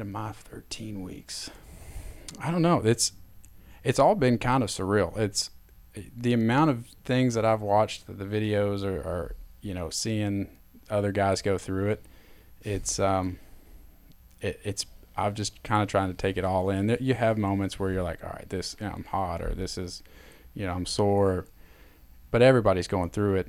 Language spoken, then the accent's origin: English; Knoxville, Tennessee, United States; growing up in Knoxville